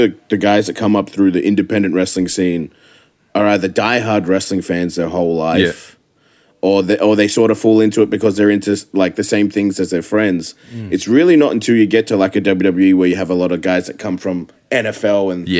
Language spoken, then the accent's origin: English; Adelaide, South Australia, Australia; moved away as an adult; now in Florida, United States; I grew up Plimpton and around Black Forest, but a lot of my family was from Port Adelaide and down in Hackham West, which is a bad neighborhood as well.